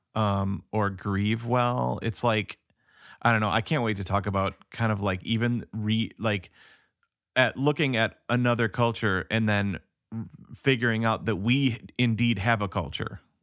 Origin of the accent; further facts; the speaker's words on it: United States; I'm an American